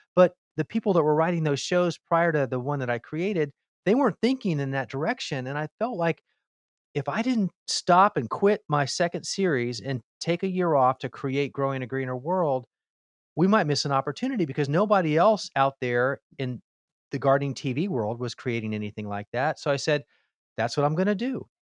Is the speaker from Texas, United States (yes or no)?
no; Miami, Florida, United States; I grew up in Miami, Florida